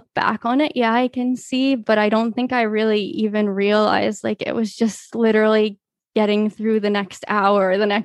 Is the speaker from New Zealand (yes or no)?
no; Canada; I've spent as much time growing up as possible kind of surrounded by the Latin community here in Canada.